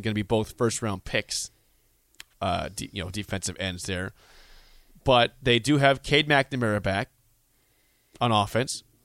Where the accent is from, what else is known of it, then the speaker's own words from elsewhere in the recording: Beatrice, Nebraska, United States; my hometown, Beatrice